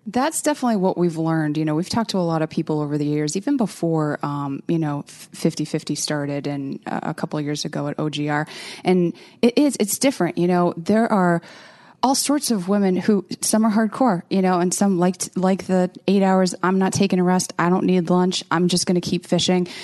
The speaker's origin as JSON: {"language": "English", "area": "outside of Boston", "region": "Massachusetts", "country": "United States", "tie": "born or raised there", "also_born_or_lived": "Rhode Island", "said": "I grew up outside of Boston."}